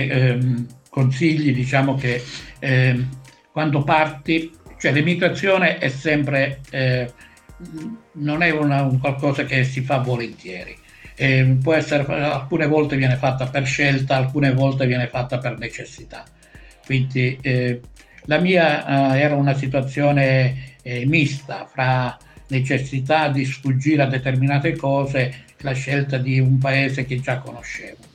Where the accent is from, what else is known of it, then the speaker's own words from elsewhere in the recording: Priolo, Sicily, Italy; moved away; io vengo da Priolo, vicino a Siracusa, cioè, non sono stato mai fermo anche lì quindi è una cosa personale